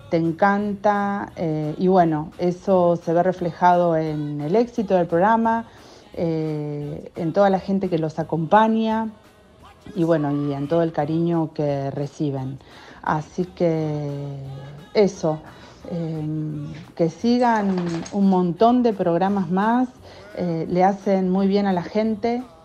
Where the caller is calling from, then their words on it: Buenos Aires, Argentina; soy de Villaluro